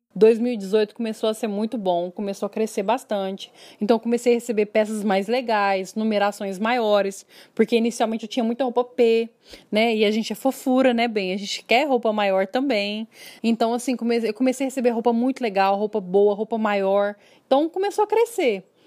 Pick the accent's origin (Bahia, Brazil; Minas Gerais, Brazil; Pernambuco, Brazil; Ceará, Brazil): Minas Gerais, Brazil; Uberlândia; accent: mineiro; moved away as an adult; also born or lived in São Paulo; pelo sotaque dá para perceber que eu sou mineira, né, de Uberlândia